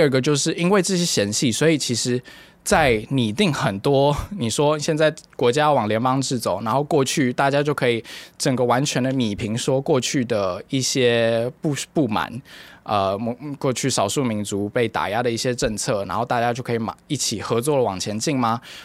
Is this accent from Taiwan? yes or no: yes; Taiwan; also born or lived in Myanmar; 作为一个台湾人